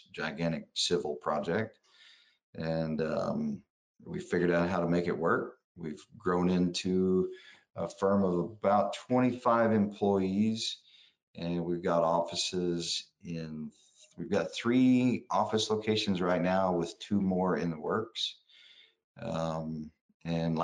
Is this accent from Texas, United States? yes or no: no; Ada, Oklahoma, United States; moved away as an adult; also born or lived in Fort Benning, Georgia; I was born in Ada, Oklahoma, a little small town in south central part of the state, and stayed there till early teens